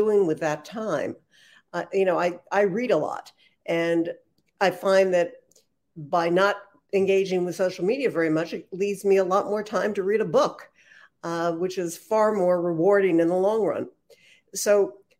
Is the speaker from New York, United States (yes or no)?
yes; Westchester, New York, United States; now in Florida, United States; I'm from Westchester